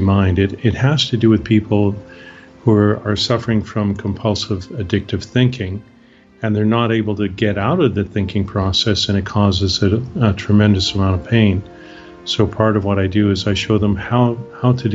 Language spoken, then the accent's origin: English; Canada; moved away as an adult; now in Bucerías, Mexico; I'm Canadian, originally from Canada, born and raised there.